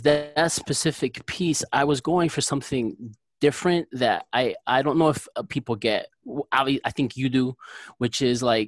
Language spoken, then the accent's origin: English; Newark, New Jersey, United States; I grew up in Newark, New Jersey.